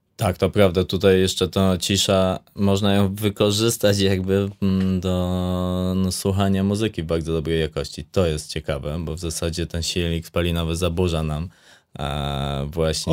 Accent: Łętownia, Lesser Poland, Poland; now in Zakopane, Poland; I ja wychowywałem się w Łętowni, e, właśnie w miejscowości, która, która no jest jakieś 50 kilometrów stąd

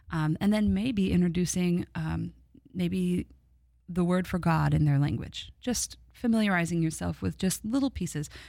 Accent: Midwest, United States; I'm from the Midwest

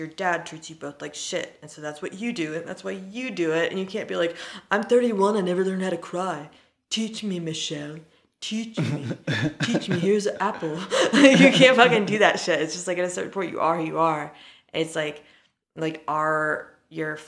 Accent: Gulf Coast, United States; I'm from America tropical podunk. That's what I'm going to call the Gulf Coast now.

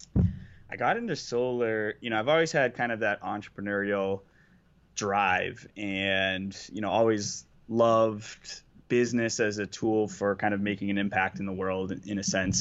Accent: Boston, Massachusetts, United States; I'm from Boston

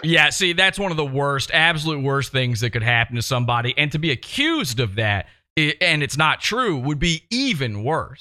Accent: Richmond, Virginia, United States; moved away; I'm from Richmond, Virginia

